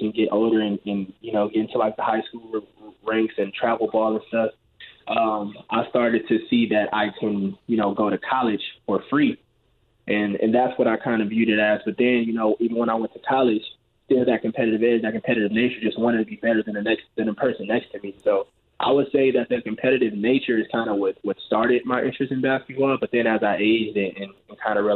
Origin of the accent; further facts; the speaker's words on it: Los Angeles, California, United States; I grew up in, like, South Central L.A.